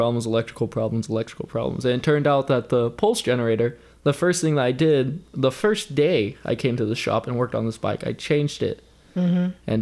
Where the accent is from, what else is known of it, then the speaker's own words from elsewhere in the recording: San Joaquin Valley, California, United States; I'm from the San Joaquin Valley, so getting over here takes me an hour and a half.